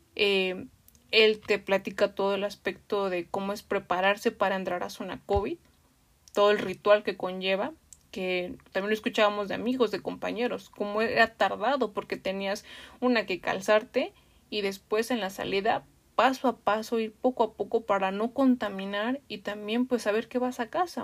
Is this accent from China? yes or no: no; Mexico City, Mexico; los que somos de la Ciudad de México